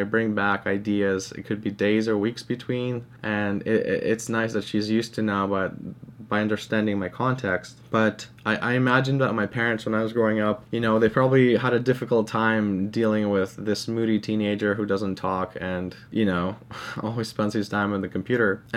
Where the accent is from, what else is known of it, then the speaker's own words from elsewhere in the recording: Canada; English is a second language; growing up as an immigrant in Canada